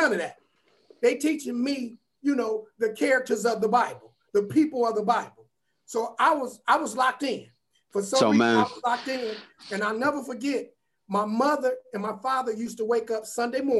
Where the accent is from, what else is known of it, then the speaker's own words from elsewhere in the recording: Warrensville Heights, Ohio, United States; I grew up in Warrensville Heights, and it was the suburbs then